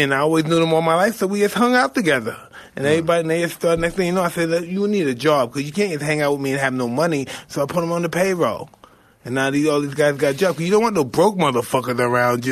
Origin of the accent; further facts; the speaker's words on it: New York City, New York, United States; I'm from Brownsville.